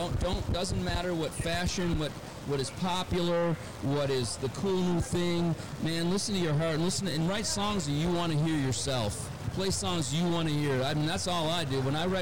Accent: Pittsburgh, Pennsylvania, United States; I grew up in Pittsburgh.

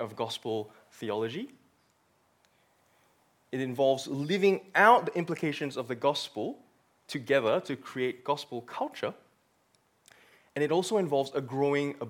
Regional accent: Malaysia; moved away as an adult; now in Australia; I came from born and bred in Malaysia.

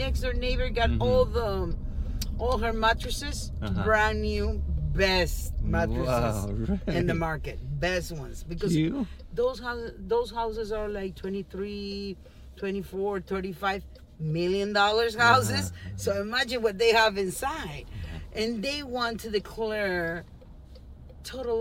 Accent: Peru; also born or lived in Miami; now in Naples, United States; I'm Peruvian.

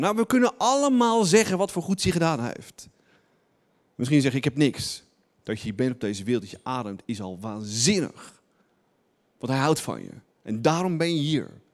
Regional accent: Netherlands; wij Nederlanders

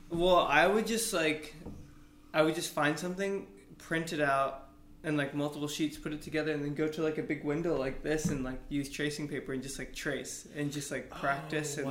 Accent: Austin, Texas, United States; I'm from Austin

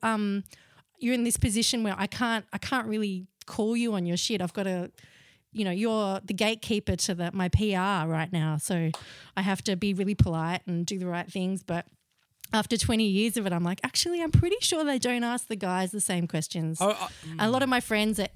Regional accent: Melbourne, Victoria, Australia; I grew up in West Brunswick before it was the chic suburb it is now.

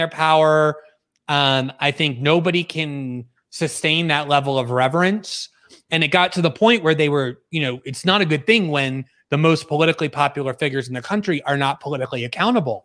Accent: United States; moved away as an adult; now in Brazil; as an American

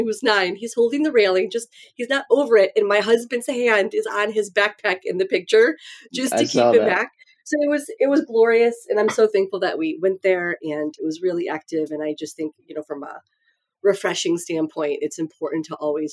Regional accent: Detroit, Michigan, United States; moved away as an adult; also born or lived in Chicago; I'm from Detroit

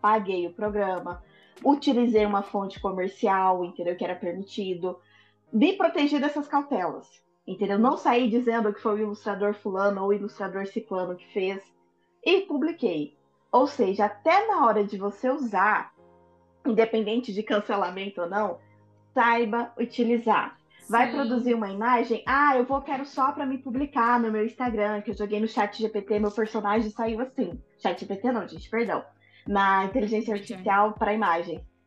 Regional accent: Brazil; sou brasileira

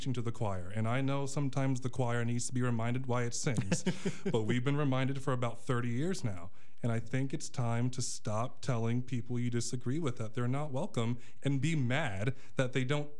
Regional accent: Orlando, Florida, United States; moved away as an adult; also born or lived in Minneapolis, Minnesota / Chicago, Illinois; growing up in Orlando

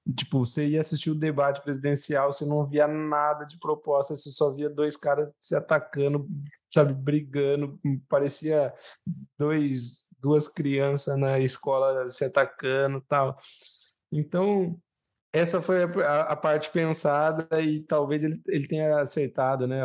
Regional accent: Brazil; eu, como brasileiro

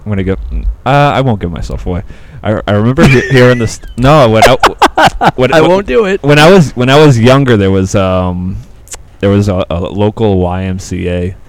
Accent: United States; I'm American.

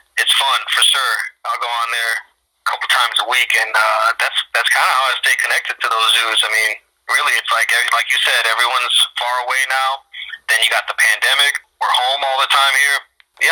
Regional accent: Florida, United States; moved away; I'm from Florida

